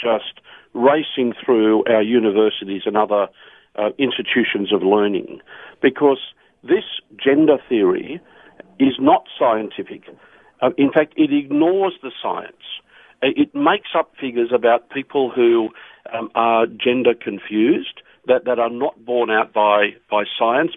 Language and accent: English; Australia; We as Australian, especially those of the Christian faith